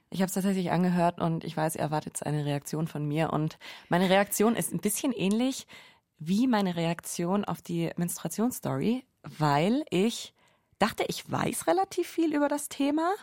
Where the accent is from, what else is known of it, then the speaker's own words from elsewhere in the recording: Allgäu, Bavaria, Germany; moved away as an adult; now in Munich, Germany; in meiner Heimat im Allgäu bin, da bin ich einfach so krass mit dem Autofahren aufgewachsen